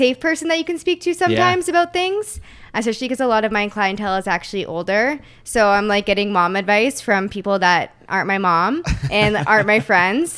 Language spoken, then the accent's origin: English; Waterloo, Ontario, Canada; moved away as an adult; also born or lived in St. Catharines, Canada; now in Toronto, Canada; I grew up in Waterloo